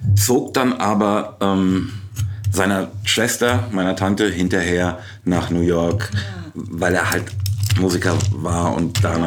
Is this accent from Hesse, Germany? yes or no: yes; Frankfurt am Main, Hesse, Germany; ich komme eigentlich aus Rödelheim